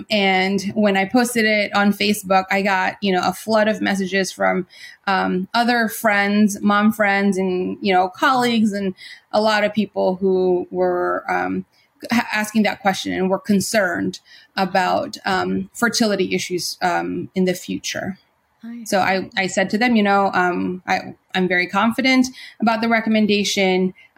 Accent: Philippines; We're Filipino.

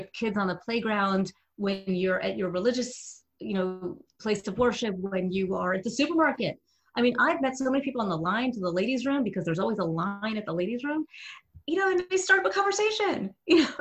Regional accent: New Jersey, United States; I'm from Jersey.

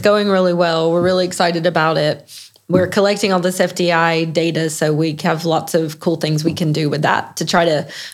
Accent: United States; I, as an American

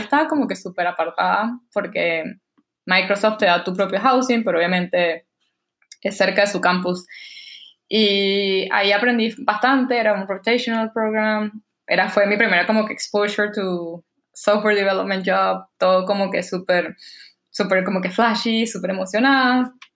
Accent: Barquisimeto, Lara, Venezuela; accent: Venezuelan; moved away as an adult; now in New York, United States; soy de Barquisimeto, como sabes, como mi nahuara te lo puedo decir, em, crecí en Venezuela, fui al colegio en Venezuela

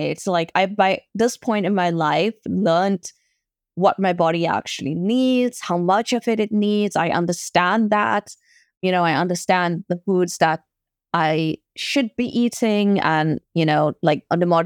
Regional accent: South Africa; So, for example, being South African, we have a big braai culture

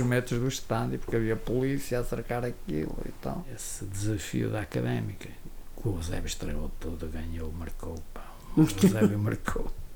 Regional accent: Viana do Castelo, Norte, Portugal; also born or lived in Lisbon; porque sou vianense

